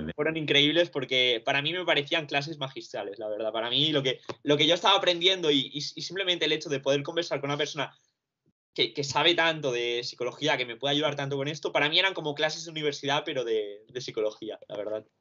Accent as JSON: {"language": "Spanish", "town": "Barcelona", "region": "Catalonia", "country": "Spain", "tie": "born or raised there", "also_born_or_lived": "Romania", "lives_now": "London, United Kingdom", "said": "Yo soy de Rumanía, vine aquí cuando tenía dos años con mis padres"}